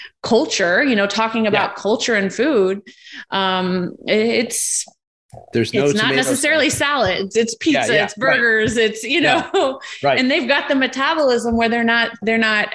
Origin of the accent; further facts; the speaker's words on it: Indiana, United States; my home state, Indiana